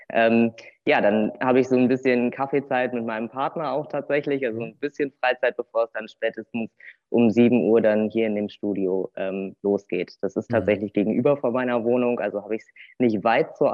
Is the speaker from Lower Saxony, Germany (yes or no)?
no; Cologne, North Rhine-Westphalia, Germany; moved away as an adult; now in Bad Arolsen, Germany; Ich komme ursprünglich aus Köln, aus der Kölner Region